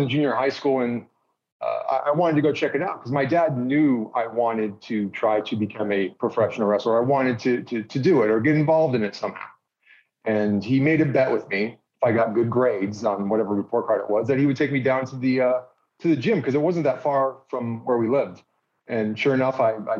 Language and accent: English; California, United States; I grew up in California